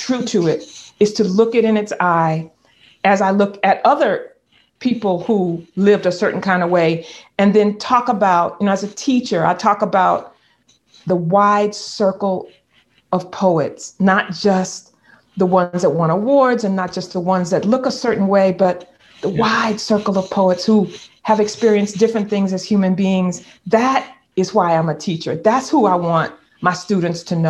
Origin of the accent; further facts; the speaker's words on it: the South, United States; a Black girl, Black woman growing up in the South